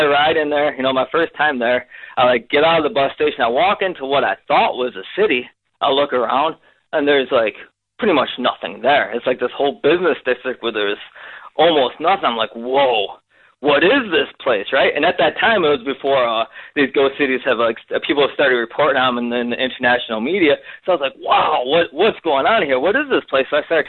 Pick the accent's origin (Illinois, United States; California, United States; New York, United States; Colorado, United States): New York, United States; Rochester; now in China; I grew up in the Great Lakes region of the USA, outside of Rochester, New York, which when I was, like, really young, was, like, this big, like, factory epicenter of the world, right?